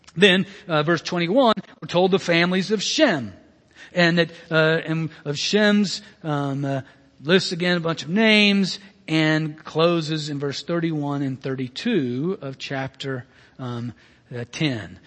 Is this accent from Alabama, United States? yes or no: yes; Birmingham, Alabama, United States; I'm Southern American being born and raised in Birmingham, um, Alabama